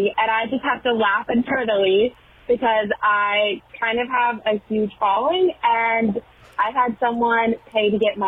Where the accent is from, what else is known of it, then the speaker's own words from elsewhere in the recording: the South, United States; I'm also from the South